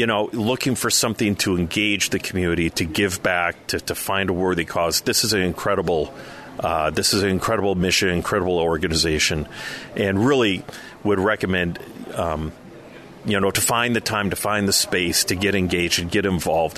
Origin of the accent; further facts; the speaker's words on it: Minnesota, United States; not only a Minnesotan, but proud as an American, too